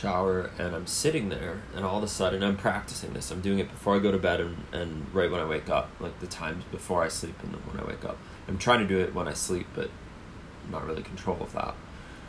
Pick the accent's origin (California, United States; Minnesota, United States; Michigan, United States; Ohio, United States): Ohio, United States; Cleveland; moved away; my hometown in Cleveland